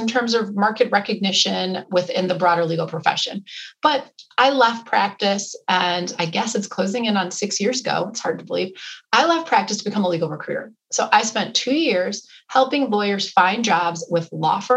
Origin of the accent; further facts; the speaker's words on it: Wisconsin, United States; I grew up in Wisconsin